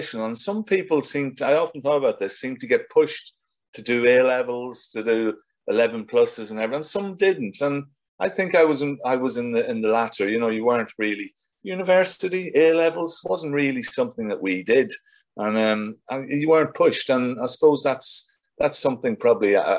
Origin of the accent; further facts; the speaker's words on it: South Armagh, Northern Ireland, United Kingdom; moved away as an adult; now in London, United Kingdom; I was brought up in South Armagh. I lived in the border.